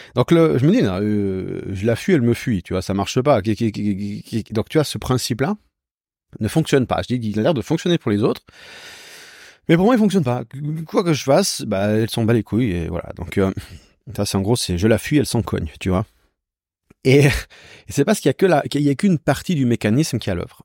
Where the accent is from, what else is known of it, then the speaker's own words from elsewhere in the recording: Switzerland; je viens de Suisse